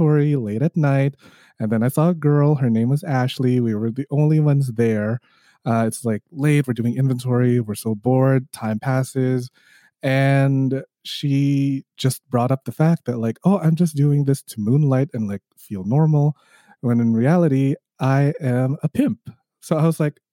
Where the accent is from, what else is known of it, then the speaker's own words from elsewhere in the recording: Toronto, Ontario, Canada; I am hailing from Toronto, Canada